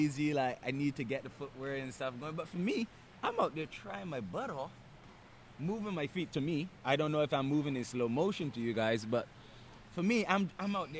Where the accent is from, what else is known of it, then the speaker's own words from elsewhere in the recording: Barbados; I'm from Barbados.